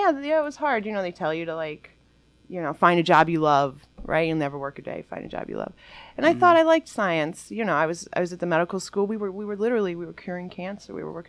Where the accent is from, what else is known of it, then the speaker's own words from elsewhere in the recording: Detroit, Michigan, United States; I actually grew up here on Wayne State's campus.